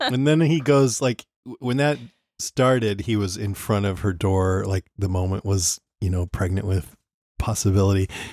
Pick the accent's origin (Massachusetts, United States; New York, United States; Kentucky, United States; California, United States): California, United States; Modesto; we're, we're from Modesto, which is, um, kind of a commuter town, but on the edges, it's all country